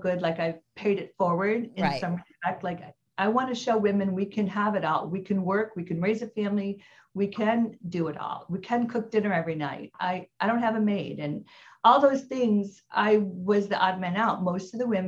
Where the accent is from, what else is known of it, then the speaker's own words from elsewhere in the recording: Midwest, United States; now in Orange County, United States; I'm from the Midwest